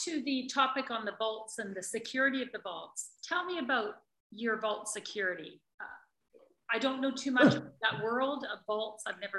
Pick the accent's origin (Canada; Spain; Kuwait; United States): Canada; As a Canadian, I think